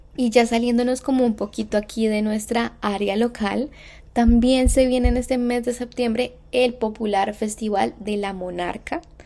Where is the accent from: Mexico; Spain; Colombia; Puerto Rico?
Colombia; moved away; yo soy de Colombia